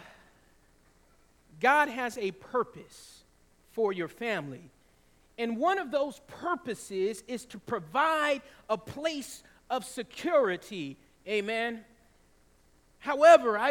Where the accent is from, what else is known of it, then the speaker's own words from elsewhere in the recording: the South, Georgia, United States; And in the South, in Georgia, we often had tornadoes